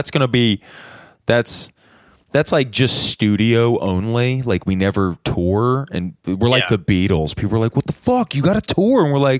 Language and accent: English; United States; I'm an American.